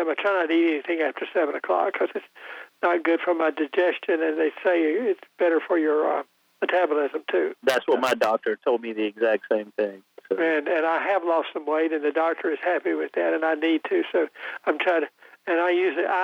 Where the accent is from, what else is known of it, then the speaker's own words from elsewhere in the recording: Wayne County, North Carolina, United States; I'm from Wayne County